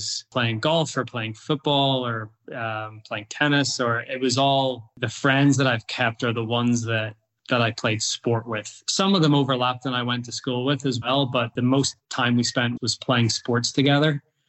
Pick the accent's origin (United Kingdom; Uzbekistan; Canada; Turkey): United Kingdom; Northern Ireland; now in United States; one thing I would say about youth sports in the US compared to when I grew up or where I grew up